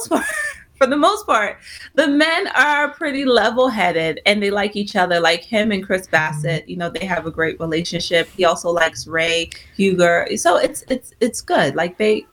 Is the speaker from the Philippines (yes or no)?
no; Nigeria; I'm Nigerian